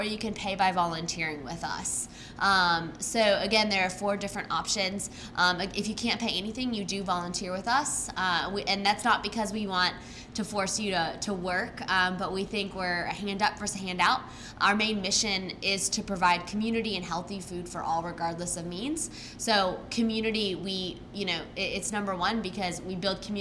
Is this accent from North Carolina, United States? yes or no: yes; Raleigh, North Carolina, United States; I grew up in Raleigh, been here for 27 years